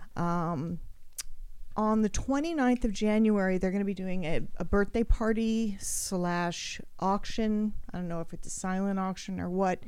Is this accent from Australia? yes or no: yes; Australia; I grew up in Australia.